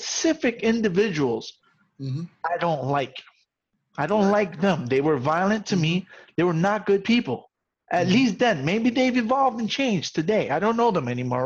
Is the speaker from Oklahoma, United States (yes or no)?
no; New York City, New York, United States; also born or lived in Puerto Rico; I grew up in the South Bronx